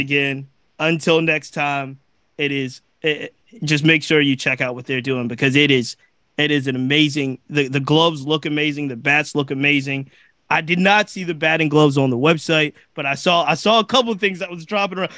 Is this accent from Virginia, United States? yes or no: yes; Virginia, United States; I'm from Virginia, I live in Virginia